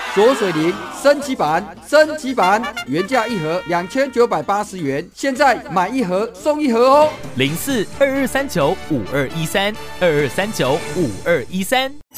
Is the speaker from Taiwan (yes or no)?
yes; Taiwan; 我们台湾人